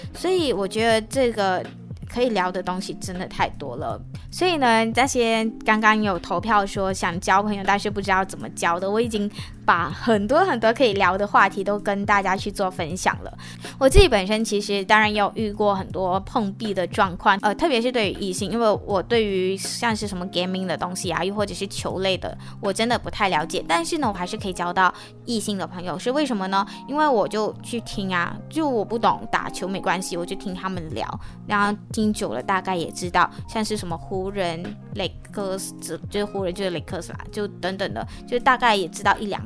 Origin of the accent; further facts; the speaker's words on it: Malaysia; now in Taiwan; 我就来自马来西亚